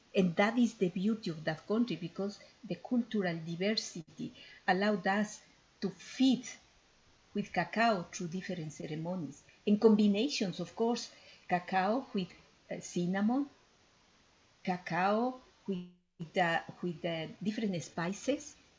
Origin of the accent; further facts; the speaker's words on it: Ecuador; I am from Ecuador and I fell in love with my with my country since I born there